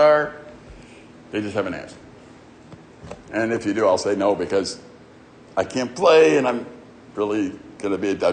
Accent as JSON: {"language": "English", "town": "Chicago", "region": "Illinois", "country": "United States", "tie": "born or raised there", "said": "growing up in Chicago and our neighborhood"}